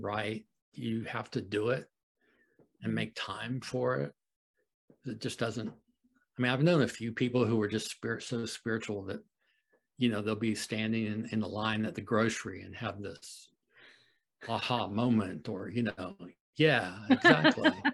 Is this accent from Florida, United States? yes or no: yes; Florida, United States; moved away as an adult; also born or lived in Wisconsin; I grew up in Florida